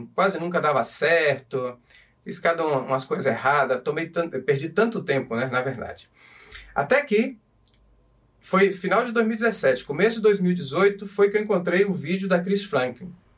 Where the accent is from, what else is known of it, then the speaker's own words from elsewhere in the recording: Brazil; moved away as an adult; also born or lived in Portugal; now in Madrid, Spain; quando eu saí do Brasil, eu saí fora para levantar capital